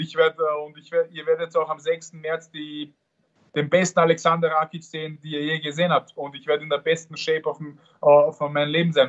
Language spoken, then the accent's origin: German; Vienna, Austria; ich bin in Wien geboren und, und, und dort aufgewachsen und habe auch dort trainiert